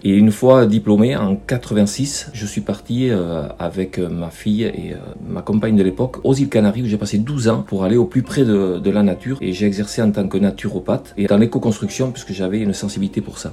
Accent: Bidart, Nouvelle-Aquitaine, France; J'ai grandi à Bidar, scolarisé de la maternelle au CM2

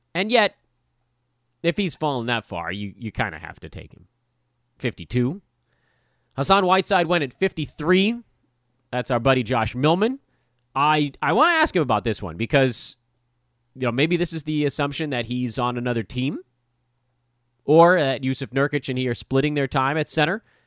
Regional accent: Los Angeles, California, United States; I grew up in Westchester.

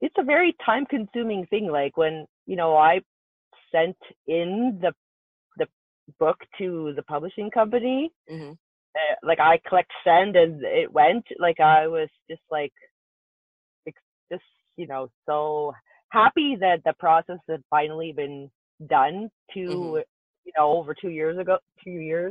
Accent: Canada; I'm from Canada

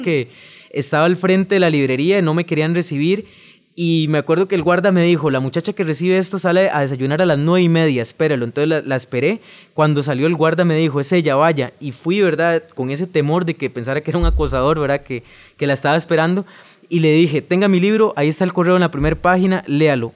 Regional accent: Alajuela, Costa Rica; vengo de Alajuela, soy de la ciudad de Alajuela

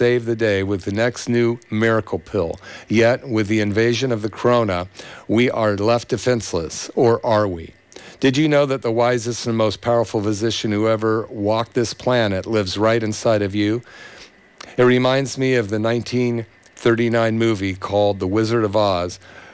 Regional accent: Berkeley, California, United States; in the 60s where I grew up in Berkeley

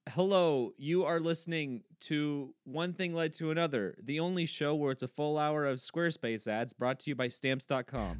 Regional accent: Kansas, United States; now in LeRoy, United States; I am f, originally from Kansas, but I live in Leroy, Minnesota

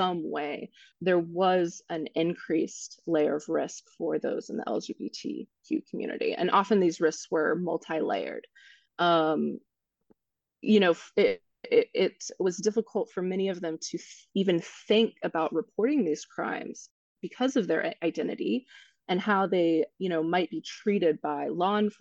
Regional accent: Kansas, United States; moved away; my home state

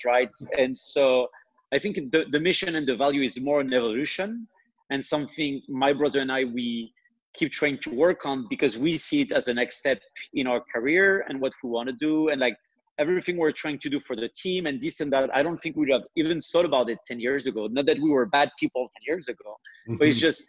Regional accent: France; accent: French; English is a second language; I'm French. Maybe you've seen that through my accent, although it's extremely well hidden.

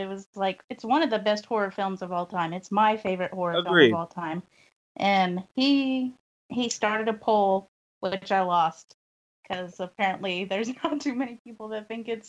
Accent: Texas, United States; I'm from Texas

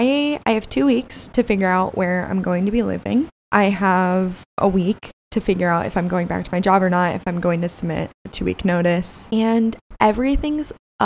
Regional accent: Gilbert, Arizona, United States; moved away as an adult; also born or lived in Tucson, Arizona; now in California, United States; I had originally accepted a job in my hometown, which is just so out of character for me. I never ever wanted to move back to Gilbert, Arizona.

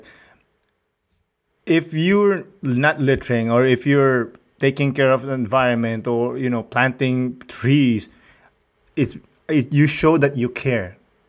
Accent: Rizal, Philippines; moved away; I grew up in Rizal, close to Manila, about 2 hours, let's say. But I grew up poor, so we didn't have running water.

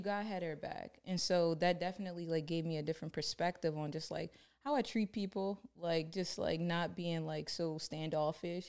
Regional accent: Baltimore, Maryland, United States; I grew up in Baltimore

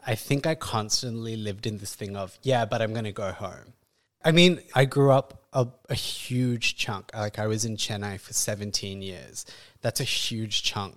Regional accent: Perth, Western Australia, Australia; moved away as an adult; now in India; growing up, I grew up in Perth in the early nineties

